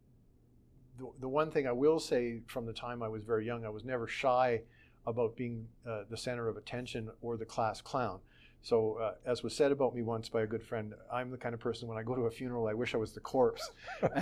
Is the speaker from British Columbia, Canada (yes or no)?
no; Calgary, Alberta, Canada; also born or lived in Edmonton, Canada; I lived my whole life basically in Calgary